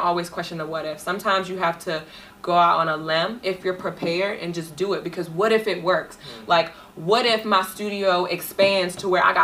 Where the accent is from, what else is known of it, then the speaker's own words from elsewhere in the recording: Richmond, Virginia, United States; moved away as an adult; now in Maryland, United States; I'm originally from Richmond, Virginia